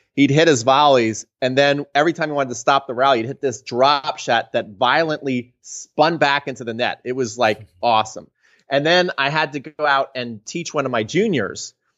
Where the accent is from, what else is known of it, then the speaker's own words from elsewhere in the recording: New Jersey, United States; also born or lived in Atlanta, Georgia; I grew up in New Jersey